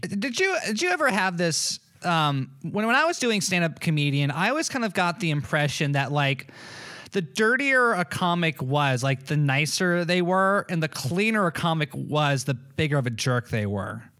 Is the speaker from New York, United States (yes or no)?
no; Malibu, California, United States; also born or lived in Florida; I was born in Malibu